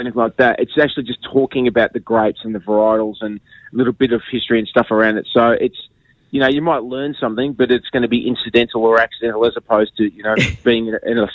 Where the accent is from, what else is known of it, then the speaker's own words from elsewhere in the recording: Melbourne, Victoria, Australia; now in Sydney, Australia; I'm originally from Melbourne, but I live in Sydney.